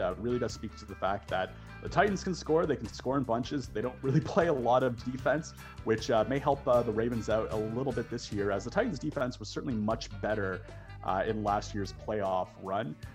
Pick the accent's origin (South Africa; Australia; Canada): Canada; Toronto, Ontario; I grew up in Toronto, just a stone's throw from the Ralph